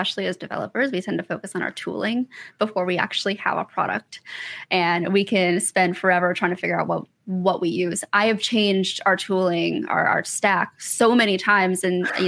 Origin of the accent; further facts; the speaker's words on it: Michigan, United States; now in Atlanta, United States; I'm originally from Michigan. I live in Atlanta now